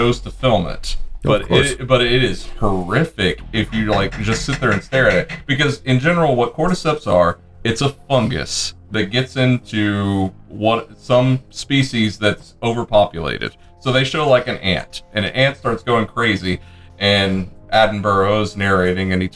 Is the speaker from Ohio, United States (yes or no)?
no; San Marcos, Texas, United States; I grew up in San Marcos